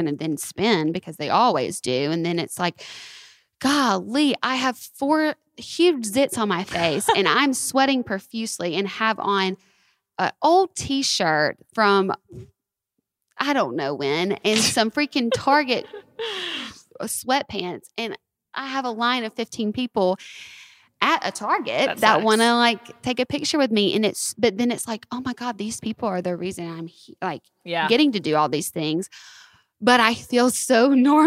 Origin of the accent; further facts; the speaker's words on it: the South, United States; now in Los Angeles, United States; We're Southern folk